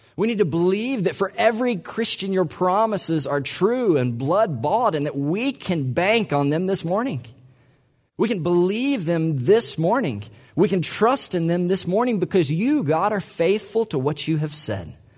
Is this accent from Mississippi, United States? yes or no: yes; Mississippi, United States; I'm from Mississippi